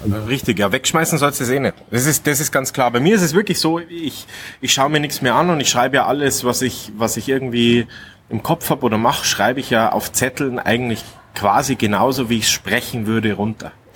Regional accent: Munich, Bavaria, Germany; moved away as an adult; now in Kufstein, Austria; ich bin ja gebürtiger Münchner und bin aber schon jetzt das siebte Jahr in Österreich

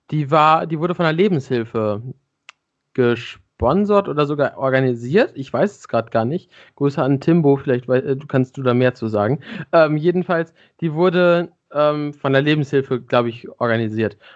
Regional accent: Nuremberg, Bavaria, Germany; Ich komme aus Nürnberg, genau.

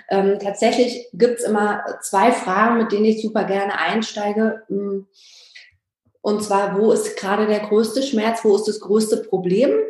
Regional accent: Berlin, Germany; born there; bin schon sehr, bin aus Berlin gebürtig

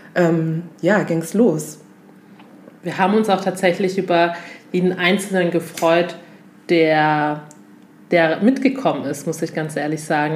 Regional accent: Augsburg, Bavaria, Germany; also born or lived in Lindau; Komme aus Augsburg, bin in Lindau, geboren am Bodensee und mit etwa drei Jahren bereits nach Augsburg gezogen

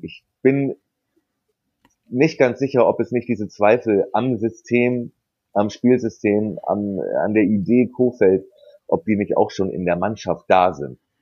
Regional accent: Hamburg, Germany; moved away as an adult; also born or lived in Bremen; ich bin in Hamburg geboren

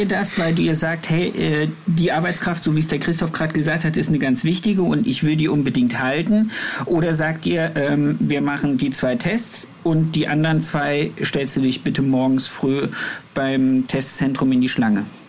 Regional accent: area near Erfurt, Thuringia, Germany; Da, wo ich herkomme, also ich musste einmal im Jahr nach Erfurt in, ins, äh, ins überbetriebliche Lehrzentrum

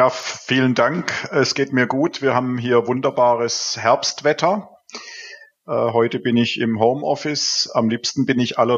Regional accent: Baden-Württemberg, Germany; now in Cologne, Germany; Wie man hört, äh, bin ich im Schwabenland äh, aufgewachsen und äh, seit 14 Jahren hier in Köln

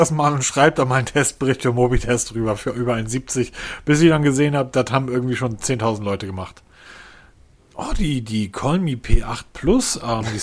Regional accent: Northern Germany, Germany; Also ich bin ja Norddeutscher, wir machen einfach das Fenster

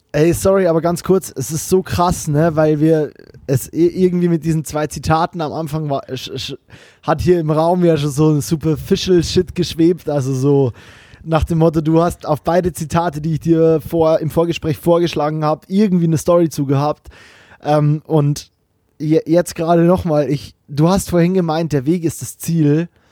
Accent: Bavaria, Germany; now in Cologne, Germany; ich bin auch in Bayern aufgewachsen

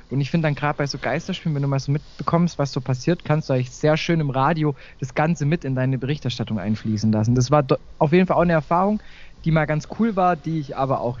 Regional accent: Baden-Württemberg, Germany; kommt er auch aus, aus der Nähe vom, von, mein, von meinem Heimatort neben Heidenheim.

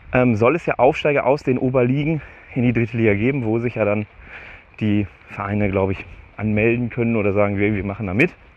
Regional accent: Steinhagen, North Rhine-Westphalia, Germany; wo ich meine Jugend verbracht habe, ist das halt schon fast rotes Gebiet.

